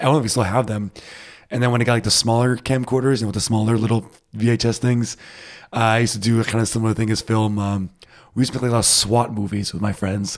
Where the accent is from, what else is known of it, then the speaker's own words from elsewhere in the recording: Rhode Island, United States; now in Berlin, Germany; I'm from Rhode Island